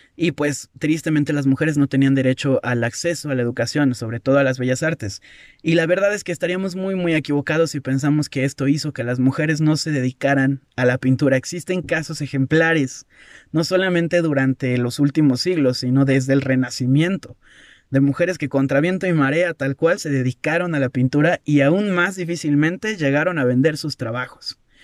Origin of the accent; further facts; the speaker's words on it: Mexico; yo soy, yo soy mexicano